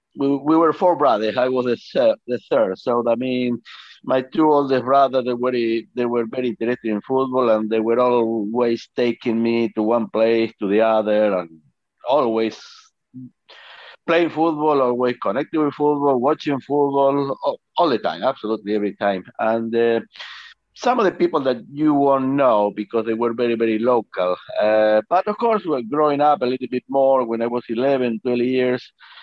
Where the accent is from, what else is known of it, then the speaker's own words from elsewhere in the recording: Argentina; I have a very happy childhood, to be honest, because like I said, I was playing football all the time